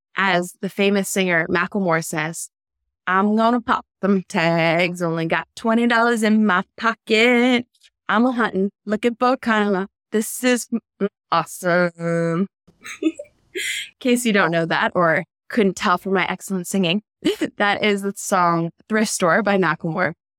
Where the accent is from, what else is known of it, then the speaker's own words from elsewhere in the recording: United States; I'm an American